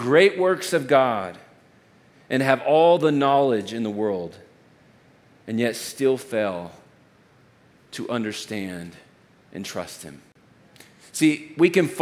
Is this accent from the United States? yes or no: yes; Texas, United States; I'm from Texas.